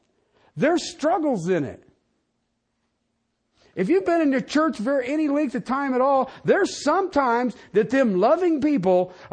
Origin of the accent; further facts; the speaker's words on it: Ohio, United States; moved away; I moved out here from Ohio, oh gosh, a long time ago. And people say, well, do you miss your family?